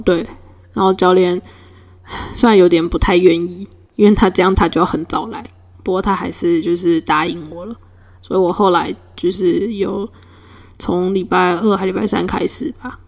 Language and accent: Chinese; Puli, Nantou County, Taiwan; moved away; 小时候在普里的时候